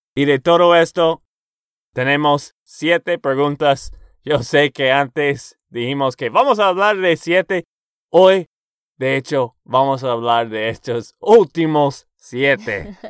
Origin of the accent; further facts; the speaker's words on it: Texas, United States; Spanish is a second language; de Texas, Estados Unidos.